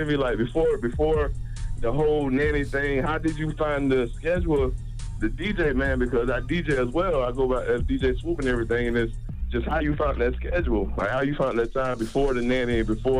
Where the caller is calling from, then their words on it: Orlando, Florida, United States; I'm calling from Orlando, Florida, man.